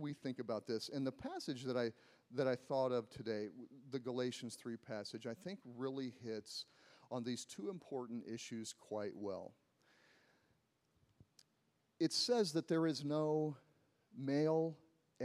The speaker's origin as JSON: {"language": "English", "country": "United States", "said": "I'm an American"}